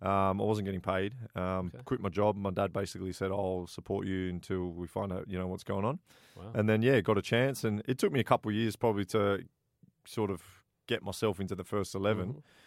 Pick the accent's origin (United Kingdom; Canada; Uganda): United Kingdom; Blackburn, North West England; born there; Yeah, I was born in England. Yeah. So I'm a big Blackburn Rovers fan.